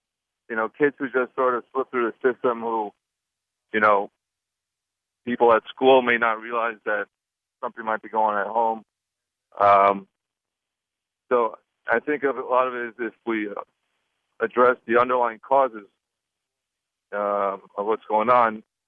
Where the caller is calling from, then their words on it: Lloyd Harbor, New York, United States; Lloyd Harbor in New York.